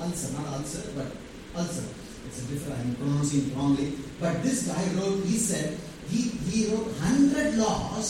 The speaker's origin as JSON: {"language": "English", "town": "Vellore", "region": "Tamil Nadu", "country": "India", "tie": "born or raised there", "also_born_or_lived": "Tirunelveli", "said": "I'm some Vellurian, proud Vellurian."}